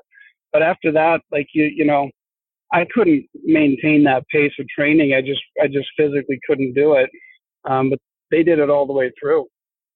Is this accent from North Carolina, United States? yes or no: no; South Dakota, United States; I was from South Dakota